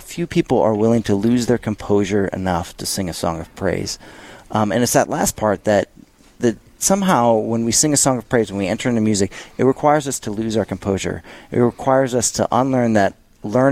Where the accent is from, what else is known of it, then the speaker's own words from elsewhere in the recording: St. Louis, Missouri, United States; moved away; I'm from St. Louis, Missouri